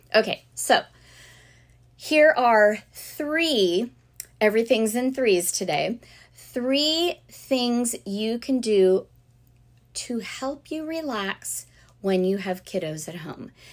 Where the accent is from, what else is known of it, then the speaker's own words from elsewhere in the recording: South Florida, United States; growing up in South Florida